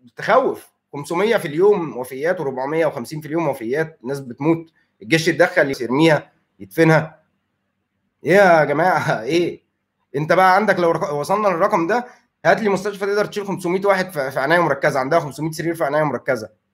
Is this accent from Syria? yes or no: no; Egypt; عندنا في مصر